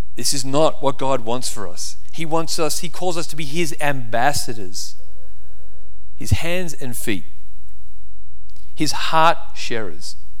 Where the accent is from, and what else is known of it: Australia; now in United States